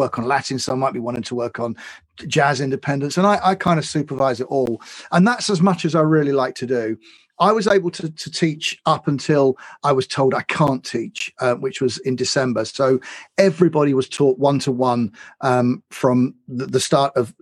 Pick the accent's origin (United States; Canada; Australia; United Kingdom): United Kingdom; London; I'm a Londoner. I love London